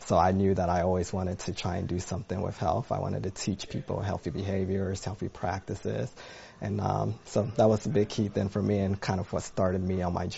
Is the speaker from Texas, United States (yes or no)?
no; Tallahassee, Florida, United States; moved away as an adult; also born or lived in Riverdale, Georgia / Ghana; And I still have family in Ghana, and we actually went back as recently in 2019. But My upbringings were in Tallahassee, Florida. I spent a good part of my time there.